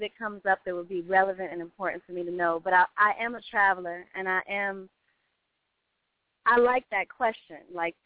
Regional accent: Chicago, Illinois, United States; now in Atlanta, United States; I was born in Chicago

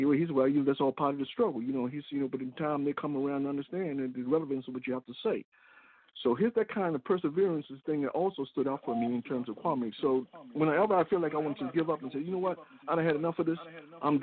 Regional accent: the South, United States; growing up in the South as a kid

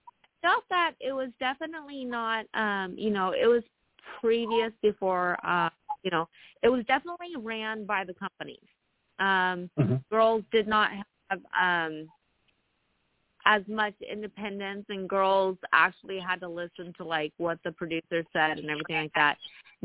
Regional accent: California, United States; I'm actually from Northern California, so I should initially be a 49er fan.

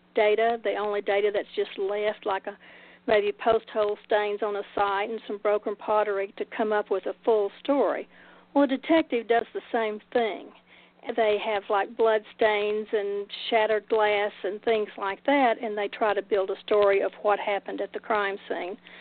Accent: Oak Ridge, Tennessee, United States; moved away; also born or lived in Macon; We recently moved back to Oak Ridge, which is my Oak Ridge, Tennessee, which is my hometown

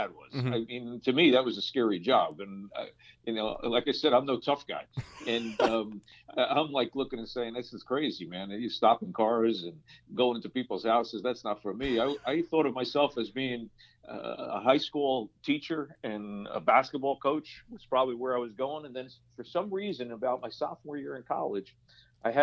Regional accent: Paterson, New Jersey, United States; moved away as an adult; also born or lived in New York City / Florida; I'm a Paterson, New Jersey guy. I grew up in Paterson, New Jersey

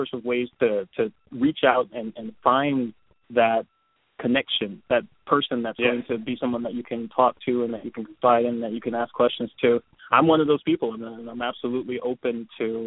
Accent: Detroit, Michigan, United States; moved away as an adult; also born or lived in Philadelphia / Japan; now in Seattle, United States; I'm from Detroit, born and raised, and lived there until I was 16

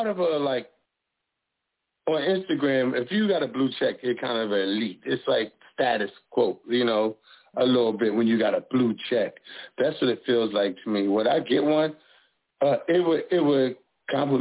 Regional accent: Philadelphia, Pennsylvania, United States; I'm from West Philly.

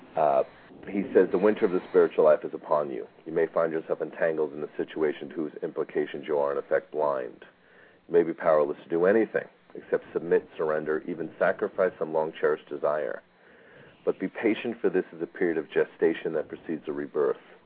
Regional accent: East Coast, United States; now in Phoenix, United States; I grew up on the East Coast, and there was a lot more vines and greenery than there is here in Phoenix

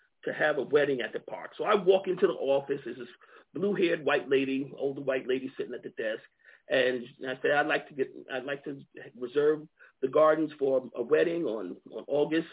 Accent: Long Island, New York, United States; born or raised there; moved away as an adult; also born or lived in Alabama / Georgia / Akron, Ohio; now in Montgomery, United States

